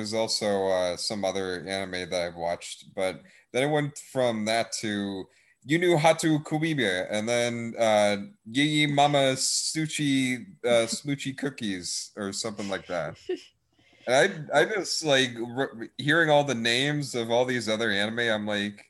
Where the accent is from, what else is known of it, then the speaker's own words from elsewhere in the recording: Texas, United States; but I'm from Texas, of course, North Texas.